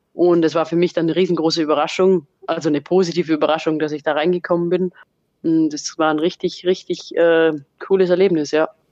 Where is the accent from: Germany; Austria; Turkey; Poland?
Austria; Vorarlberg; wir kommen ja aus Vorarlberg